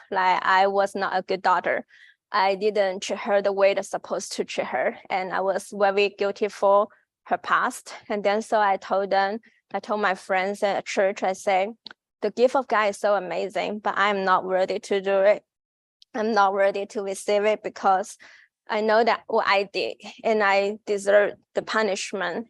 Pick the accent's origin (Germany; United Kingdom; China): China; English is a second language; moved away as an adult; now in United States; I'm from China.